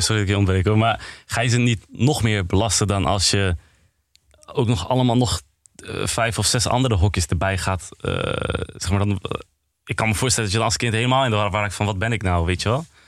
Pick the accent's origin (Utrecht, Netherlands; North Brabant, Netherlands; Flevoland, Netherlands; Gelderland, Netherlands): Gelderland, Netherlands; Apeldoorn; 21 jaar oud. Ik kom uit Apeldoorn